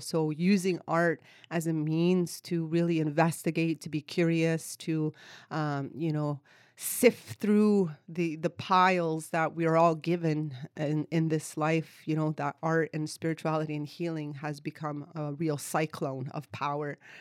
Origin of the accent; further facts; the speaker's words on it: Kahnawake, Quebec, Canada; moved away as an adult; also born or lived in Vancouver, British Columbia; now in Victoria, Canada; I am Ganyatgahaga from Ganawaga, which is located in the province of Quebec, about twenty minutes outside of Montreal, where I was born and raised. Grew up on reserve with my family, my community, my culture.